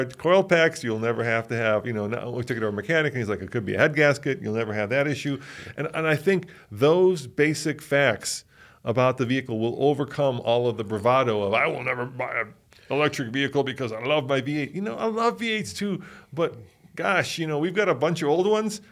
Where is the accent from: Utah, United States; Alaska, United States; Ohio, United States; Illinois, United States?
Illinois, United States; Chicago; I grew up in Chicago.